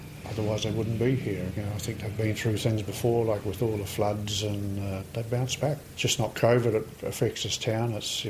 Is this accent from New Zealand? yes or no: yes; Greymouth, West Coast, New Zealand; now in Franz Josef, New Zealand; I'm from Greymouth, and my dad was a businessman there